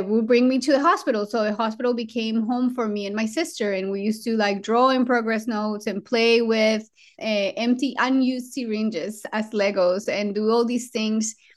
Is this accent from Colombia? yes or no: yes; Colombia; English is a second language; now in United States; I was born in Colombia, in South America